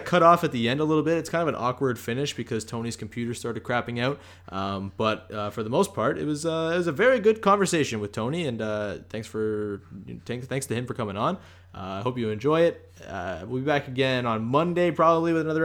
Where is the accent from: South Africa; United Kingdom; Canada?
Canada; accent: Canadian; my Canadian accent